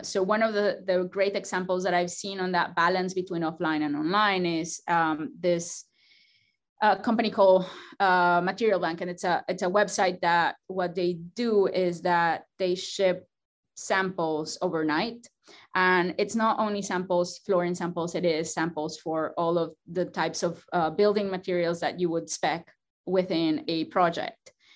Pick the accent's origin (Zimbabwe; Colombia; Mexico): Mexico; moved away as an adult; now in Georgia, United States; I come from Mexico